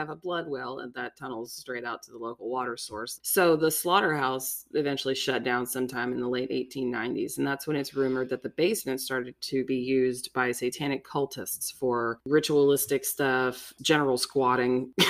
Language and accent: English; Northern Kentucky, United States; Growing up in Northern Kentucky